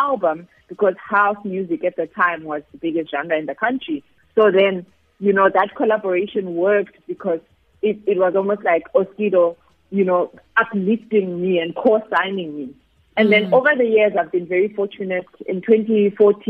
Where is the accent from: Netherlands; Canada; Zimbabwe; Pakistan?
Zimbabwe; now in South Africa; I am originally from Zimbabwe